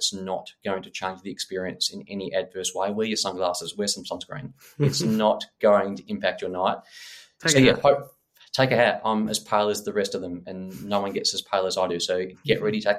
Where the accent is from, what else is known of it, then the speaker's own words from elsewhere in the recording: Perth, Western Australia, Australia; We're both from Perth